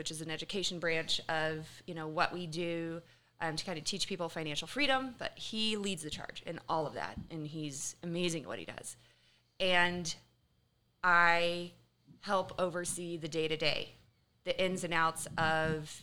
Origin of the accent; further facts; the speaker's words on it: Kansas City, United States; I'm originally from Kansas City